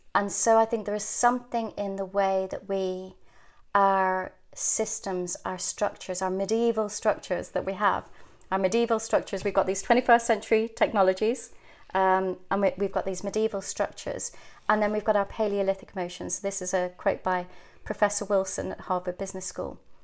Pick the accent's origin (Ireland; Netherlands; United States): Ireland; also born or lived in England; growing up in Ireland in a convent school